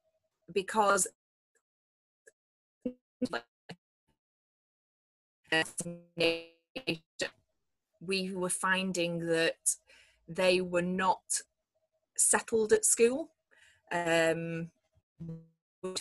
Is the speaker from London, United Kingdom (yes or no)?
no; Manchester, North West England, United Kingdom; we're from Manchester